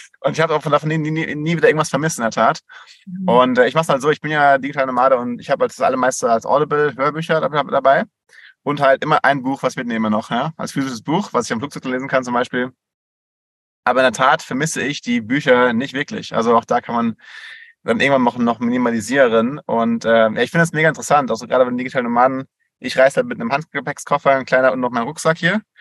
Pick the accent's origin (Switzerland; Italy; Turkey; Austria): Switzerland; bei uns in der Schweiz